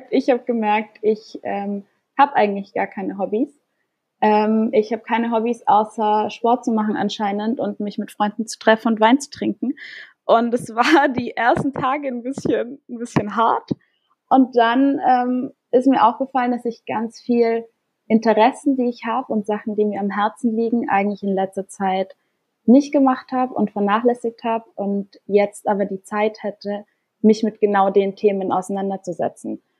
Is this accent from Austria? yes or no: yes; Austria; Also ich komme ursprünglich aus Österreich und meine Familie ist auch in Innsbruck gerade